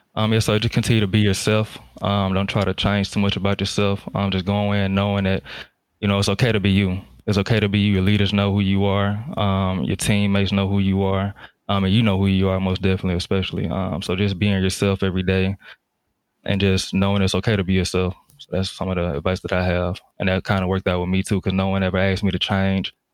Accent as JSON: {"language": "English", "town": "Jackson", "region": "Mississippi", "country": "United States", "tie": "born or raised there", "moved": "as an adult", "said": "I'm from um, Jackson, Mississippi, down south. So I grew up in the south."}